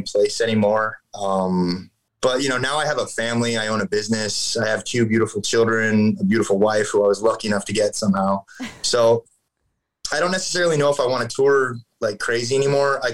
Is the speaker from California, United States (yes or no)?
yes; Fullerton, California, United States; moved away as an adult; also born or lived in Bay Area, California; I'm from Fullerton